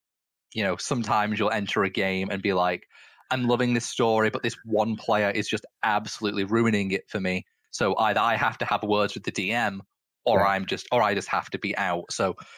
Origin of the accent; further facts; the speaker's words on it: Manchester, North West England, United Kingdom; I'm from Manchester